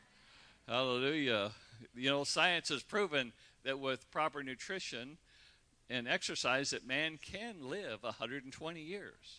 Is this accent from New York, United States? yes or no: no; Redding, California, United States; Michelle and I grew up in Redding, California. You know, we went to grade school together. Went to high school together